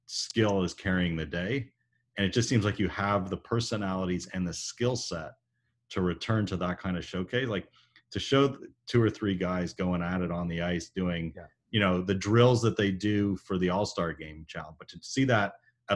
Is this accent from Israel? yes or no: no; Canada; now in Seattle, United States; as a Canadian